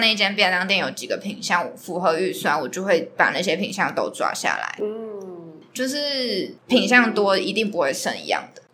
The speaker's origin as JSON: {"language": "Chinese", "town": "Tainan", "country": "Taiwan", "said": "我是台南人"}